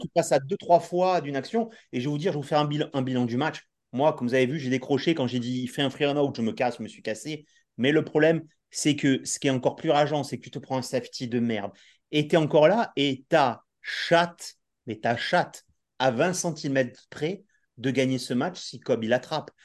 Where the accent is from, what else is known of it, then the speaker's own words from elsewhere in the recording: the South, southern France, France; on est du Sud